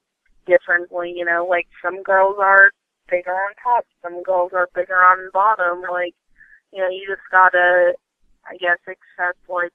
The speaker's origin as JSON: {"language": "English", "region": "Vermont", "country": "United States", "moved": "yes", "said": "I'm originally from Vermont or whatever, and when I was there, I went to just, like, a local, like, family-owned gym"}